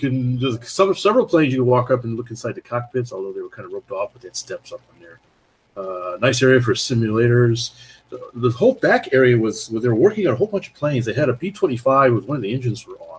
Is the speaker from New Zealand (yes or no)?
no; Toronto, Ontario, Canada; We're from the Toronto area.